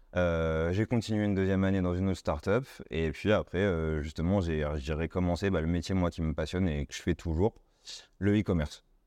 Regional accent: Tours, Centre-Val de Loire, France; je suis né à Tours, j'ai fait un bac ES classique

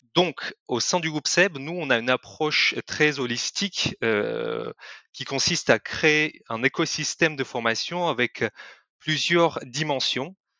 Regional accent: Kyrgyzstan; French is a second language; moved away as an adult; also born or lived in Lyon, France; now in France; je ne suis pas français à la base je viens euh, d'un pays de l'Asie centrale qui s'appelle le Kyrgyzstan et je suis venu en France il y a huit ans

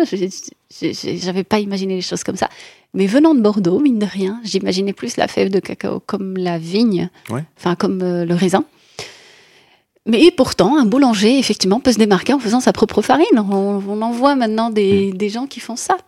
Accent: Morocco; moved away as an adult; now in France; Je viens du Maroc

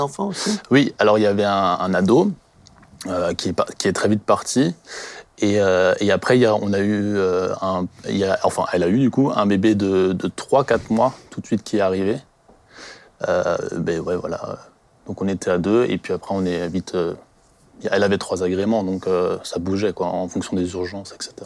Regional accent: Colmar, Grand Est, France; je viens du secteur de Colmar

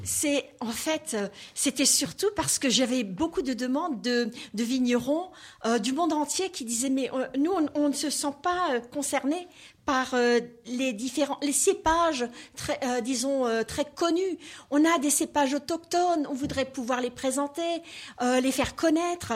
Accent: Alsace, Grand Est, France; accent: Alsatian; je suis alsacienne

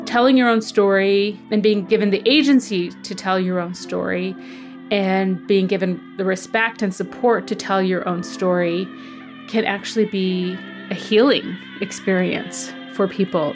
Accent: Okanese First Nation, File Hills, near Balcarres, Saskatchewan, Canada; I grew up on my reserve, Oak Neese. Well, actually, I'm kind of from File Hills.

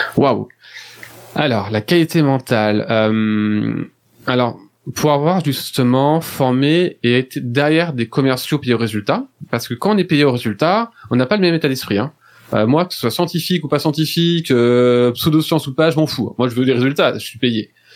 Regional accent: France; je suis français

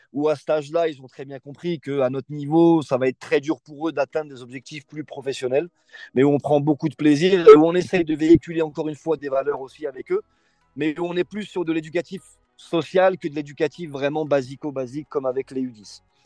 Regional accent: Bron, Auvergne-Rhône-Alpes, France; moved away as an adult; je suis originaire de Bron, j'ai fait quasiment toutes mes études euh, sur Bron

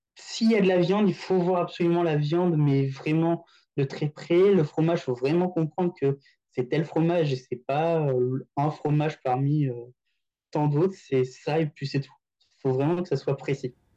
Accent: France; moved away as an adult; also born or lived in Paris; now in Tokyo, Japan; notre culture française

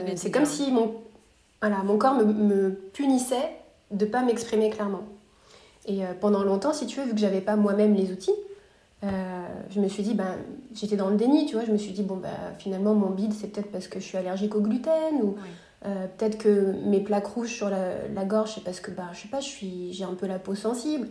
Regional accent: near Paris, Île-de-France, France; moved away as an adult; also born or lived in Montreal, Quebec, Canada / Los Angeles, United States; now in Austin, United States; Je suis née à Montréal au Québec, j'ai grandi près de Paris

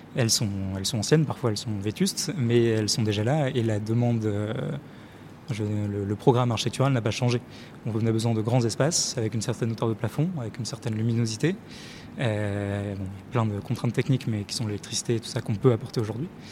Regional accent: Lille, Hauts-de-France, France; je viens du côté de Lille et euh, tout, toute mon enfance, je me suis baladé, j'ai vu des usines partout

